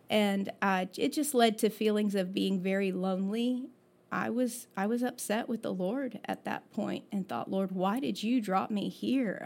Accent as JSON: {"language": "English", "region": "Florida", "country": "United States", "tie": "born or raised there", "said": "I was born in Florida"}